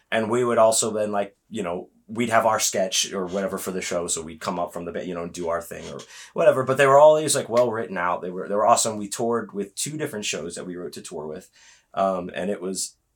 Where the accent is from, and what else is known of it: Houston, Texas, United States